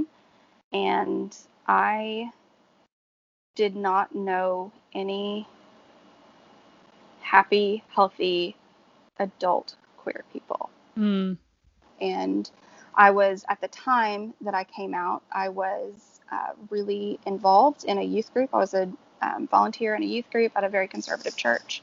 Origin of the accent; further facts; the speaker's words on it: Georgia, United States; now in New Orleans, United States; I grew up in Georgia, so it was very Baptist